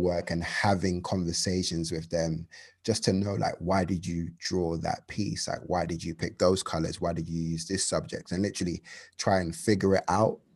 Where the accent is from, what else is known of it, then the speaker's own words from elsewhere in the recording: London, United Kingdom; I'm from London, uh, from a borough called Hackney, um, the best borough in the world